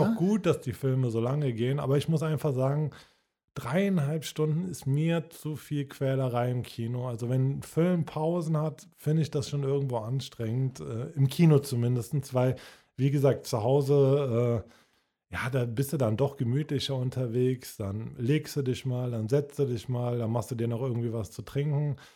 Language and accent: German; Cologne, North Rhine-Westphalia, Germany; Aber wahrscheinlich einfach, weil ich ein, ich bin ein Kölner Junge